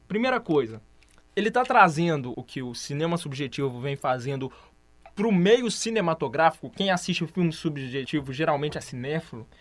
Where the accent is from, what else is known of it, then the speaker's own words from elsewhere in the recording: Brazil; eu sou brasileiro